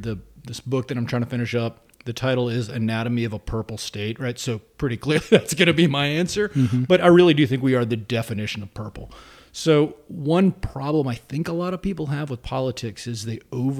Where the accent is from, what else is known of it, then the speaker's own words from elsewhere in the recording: Greenville, South Carolina, United States; born there; also born or lived in Spartanburg / Columbia; So I was born in South Carolina. I was born in Greenville, lived in Spartanburg for a while. Then moved to Columbia.